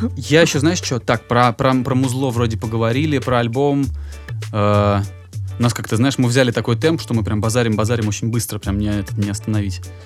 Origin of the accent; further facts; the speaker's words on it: Volgograd, Volgograd Oblast, Russia; я, я сам из Волгограда